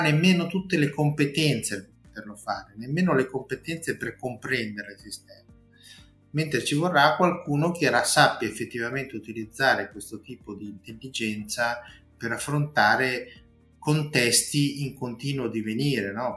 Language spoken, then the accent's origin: Italian; La Spezia, Liguria, Italy; Io sono di La Spezia